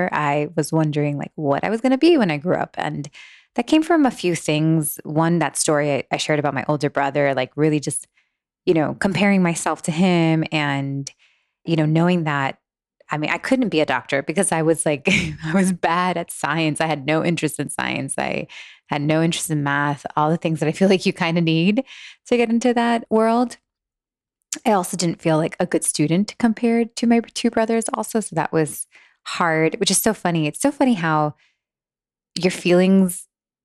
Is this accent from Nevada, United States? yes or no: no; Miami, Florida, United States; moved away as an adult; also born or lived in Los Angeles; a Miami girl